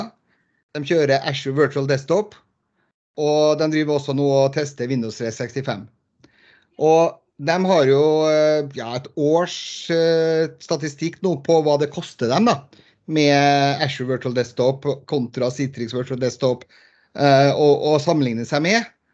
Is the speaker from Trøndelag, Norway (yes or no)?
yes; Trondheim, Trøndelag, Norway; also born or lived in Bergen; now in Lørenskog, Norway; Født og oppvokst i Trondheim by, men uh, for, bor for tiden på Lørenskog rett utenfor Oslo